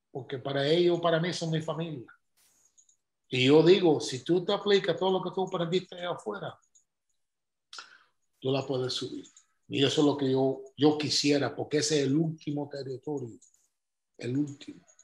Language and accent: Spanish; Cuba; digo, no, soy cubano.